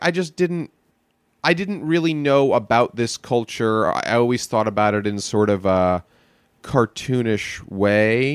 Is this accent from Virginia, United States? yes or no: no; New York, United States; moved away; Born in the city, mostly in the suburbs, right outside in the Jewish suburbs